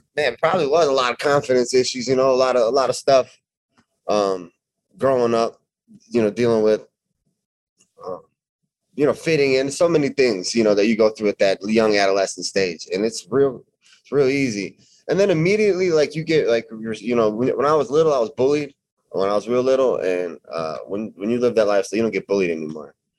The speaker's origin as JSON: {"language": "English", "area": "Chicago suburbs", "region": "Illinois", "country": "United States", "tie": "born or raised there", "said": "Chicago suburbs, about 20 minutes outside Chicago, 30 minutes."}